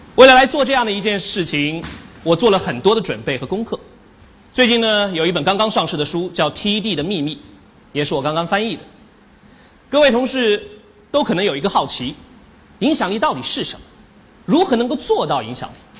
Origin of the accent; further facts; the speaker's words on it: China; 我们中国人常说的一句话叫做“隔岸观火”